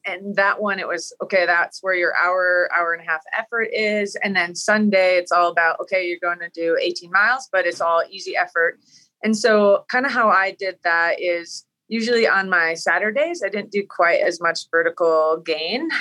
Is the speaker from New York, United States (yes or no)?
no; Wisconsin, United States; I grew up in Wisconsin